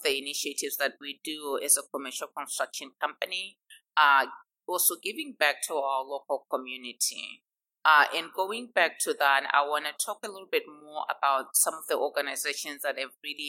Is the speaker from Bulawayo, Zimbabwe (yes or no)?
no; Harare, Zimbabwe; moved away as an adult; now in Dallas, United States; I grew up in Zimbabwe, in a little town called Harare, and I went to the University of Zimbabwe